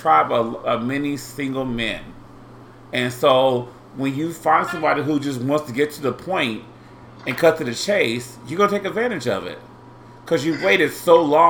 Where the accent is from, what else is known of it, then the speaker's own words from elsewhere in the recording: Indianapolis, Indiana, United States; I'm from Indianapolis